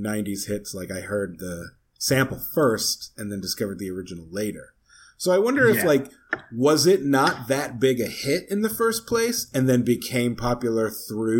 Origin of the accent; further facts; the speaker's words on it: Rhode Island, United States; me growing up in Rhode Island